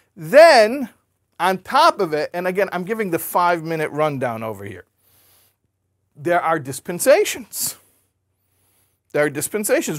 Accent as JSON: {"language": "English", "country": "United States", "tie": "born or raised there", "said": "I grew up in America. I'm very familiar with that culture"}